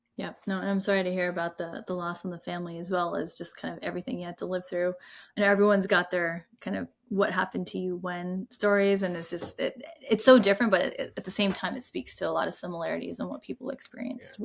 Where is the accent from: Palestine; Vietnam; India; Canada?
India; now in United States; I'm from India